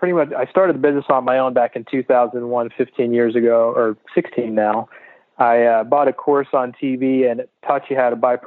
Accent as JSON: {"language": "English", "town": "Wichita", "region": "Kansas", "country": "United States", "tie": "born or raised there", "moved": "as an adult", "lives_now": "San Diego, United States", "said": "Born and raised in Wichita, Kansas."}